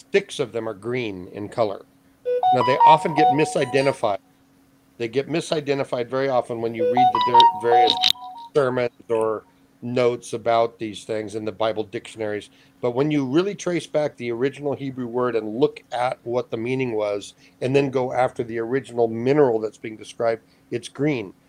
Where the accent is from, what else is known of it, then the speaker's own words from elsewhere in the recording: Hawaii, United States; moved away; I grew up in Hawaii for 40 years